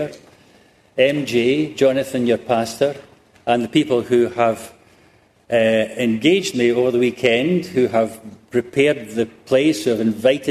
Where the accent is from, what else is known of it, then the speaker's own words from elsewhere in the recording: Scotland, United Kingdom; my home country of Great Britain, and particularly the nation of Scotland